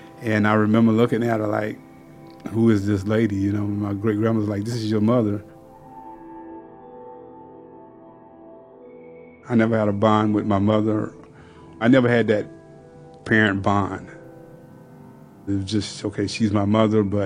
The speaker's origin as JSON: {"language": "English", "region": "South Carolina", "country": "United States", "tie": "born or raised there", "said": "growing up in South Carolina"}